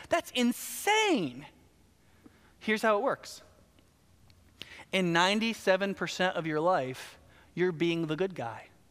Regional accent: the South, United States; I'm from the South, we talk fast

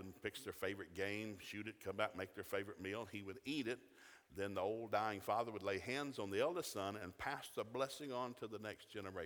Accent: Chattanooga, Tennessee, United States; We didn't have a lot of Catholics when I grew up in Chattanooga.

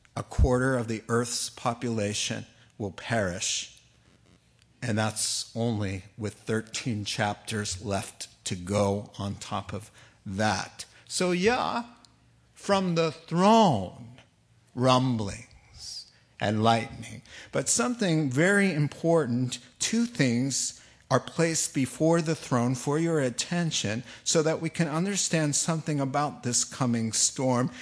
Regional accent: East Coast, United States; moved away; I grew up in the East Coast

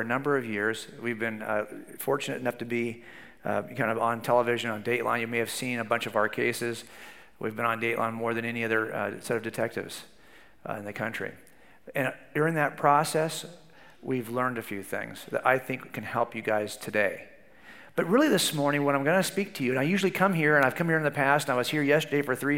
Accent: Southern California, United States; I was raised in Southern California

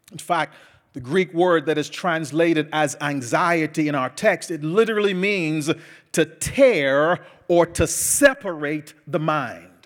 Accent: Bahamas; Andrew told you earlier, I'm from the Bahamas. I was, I was home a few uh, months ago visiting my father

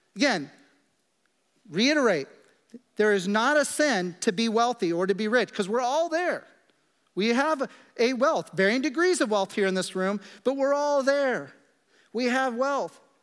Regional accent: Kansas, United States; moved away; I grew up in Kansas in the middle of the prairie

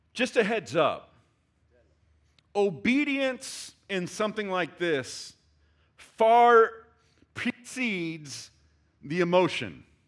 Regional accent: Texas, United States; I love being a Texan

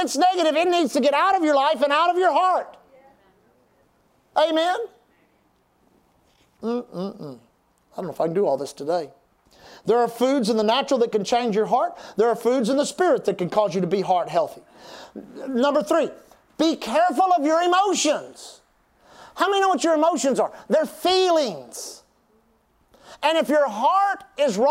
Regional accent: Texas, United States; We're from Texas

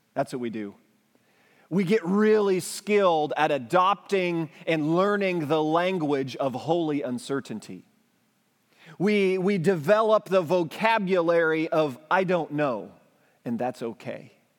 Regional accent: United States; as an English-speaking American

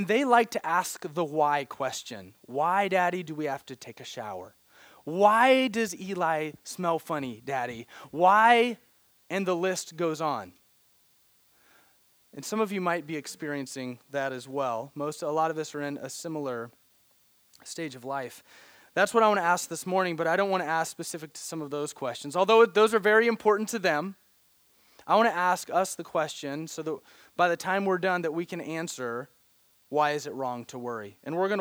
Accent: Branson, Missouri, United States; moved away; I grew up in Missouri, a little town called Branson, Missouri

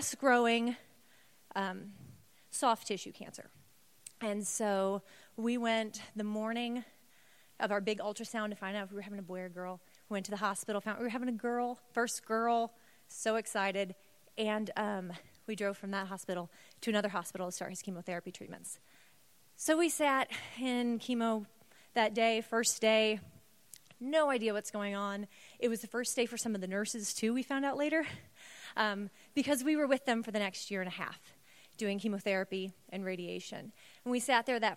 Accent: St. Louis, Missouri, United States; moved away; We were both born and raised in St. Louis area

